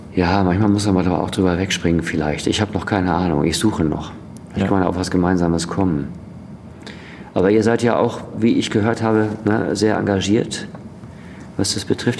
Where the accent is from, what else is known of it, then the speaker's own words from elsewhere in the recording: Dortmund, North Rhine-Westphalia, Germany; also born or lived in Essen; Ich komme aus Dortmund.